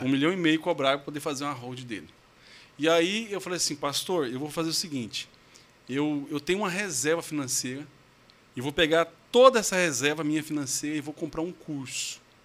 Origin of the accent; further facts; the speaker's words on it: São Luís de Montes Belos, Goiás, Brazil; accent: Goiano (porta, porteiro, portão); Eu sou goiano raiz mesmo, sou de São Luís de Montes Belos